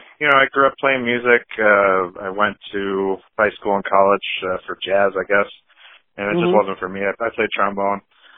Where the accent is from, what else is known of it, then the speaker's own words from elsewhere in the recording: Neenah, Wisconsin, United States; now in Menasha, United States; my hometown of Nina